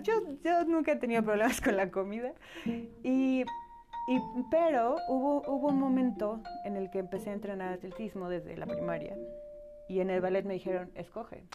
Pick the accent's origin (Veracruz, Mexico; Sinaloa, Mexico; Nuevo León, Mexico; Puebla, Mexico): Puebla, Mexico; Cholula; also born or lived in Aguascalientes; now in Puebla, Mexico; mis papás decidieron venir a Cholula, que fue donde crecí, donde, donde me formé